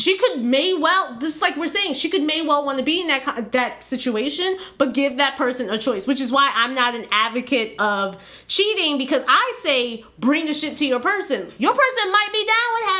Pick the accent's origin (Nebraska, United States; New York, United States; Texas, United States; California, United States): New York, United States; I was born in New York